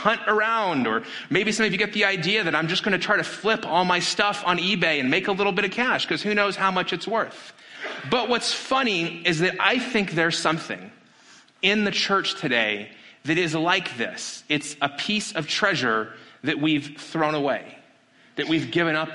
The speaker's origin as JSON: {"language": "English", "town": "Las Vegas", "region": "Nevada", "country": "United States", "tie": "born or raised there", "said": "my hometown of Las Vegas"}